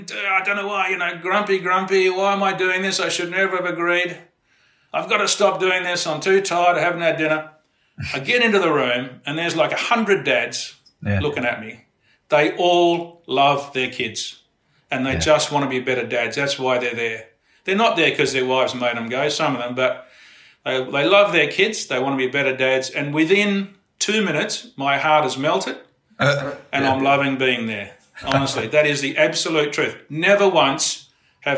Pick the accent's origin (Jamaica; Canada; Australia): Australia; Perth, Western Australia; also born or lived in Fremantle; I grew up in Perth too